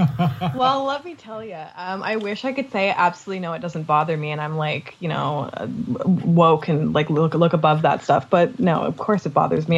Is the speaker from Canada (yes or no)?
yes; Canada